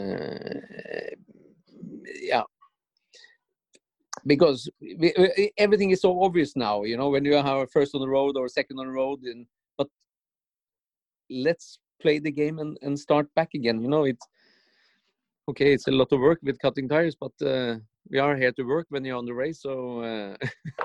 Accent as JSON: {"language": "English", "country": "Norway", "tie": "born or raised there", "said": "it was 10,000 people in my hometown"}